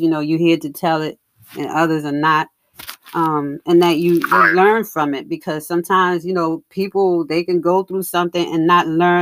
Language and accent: English; New York, United States; now in Cary, United States; I'm in North Carolina now. I'm in Cary, North Carolina, but I'm originally from New York.